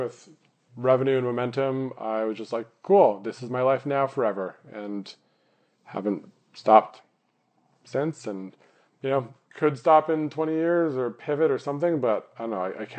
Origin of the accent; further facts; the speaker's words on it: Vancouver, British Columbia, Canada; grew up in Vancouver where like the oldest thing is like that McDonald's is 60 years old.